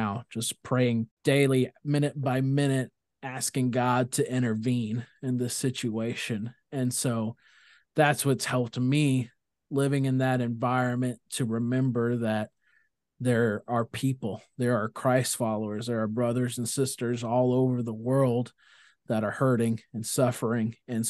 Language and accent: English; India; Growing up in India is definitely what I reflect my worldview on.